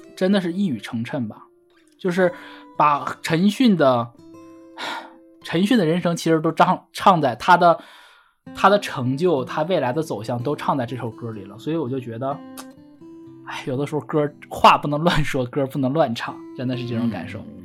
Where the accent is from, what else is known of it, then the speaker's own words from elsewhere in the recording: Northeast China, China; 我东，东北人说粤语说得不标准